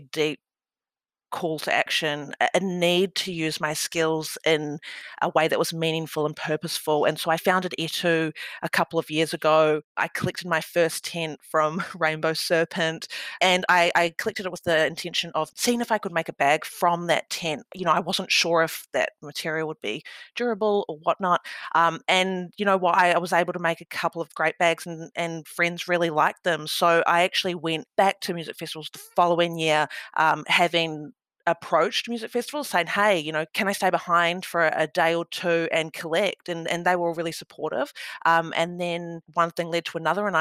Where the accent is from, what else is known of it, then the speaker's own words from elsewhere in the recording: Wellington, New Zealand; moved away as an adult; now in Melbourne, Australia; I'm originally from Aotearoa, New Zealand. I'm a proud Ngāti Toa woman from Wellington, and I moved to Melbourne over a decade ago